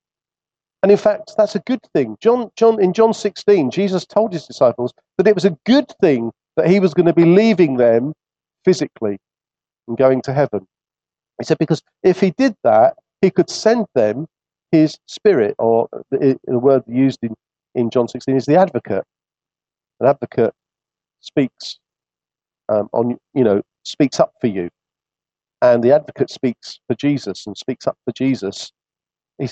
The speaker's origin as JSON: {"language": "English", "region": "England", "country": "United Kingdom", "said": "although we feel comfortable in this land, we've grown up in it, it's, if you like, our nation"}